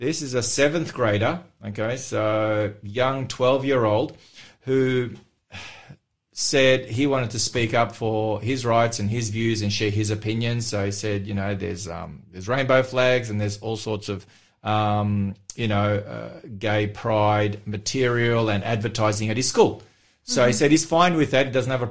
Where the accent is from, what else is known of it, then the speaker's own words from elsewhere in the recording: Melbourne, Victoria, Australia; In Australia, in the city that I grew up in Melbourne